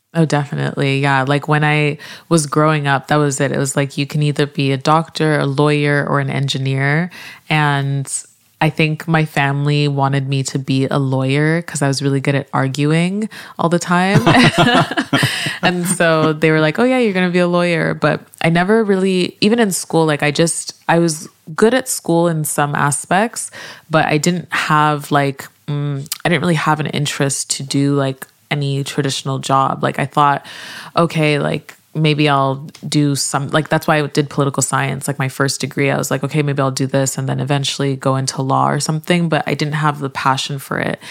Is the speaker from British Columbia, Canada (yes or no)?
no; Montreal, Quebec, Canada; moved away as an adult; also born or lived in Nigeria / Vancouver; now in Toronto, Canada; I am Canadian. I grew up in Montreal and I live in Toronto now